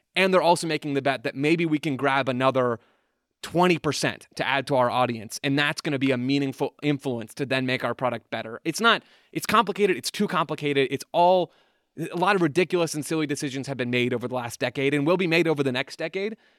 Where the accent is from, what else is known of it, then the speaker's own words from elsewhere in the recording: United States; because we're American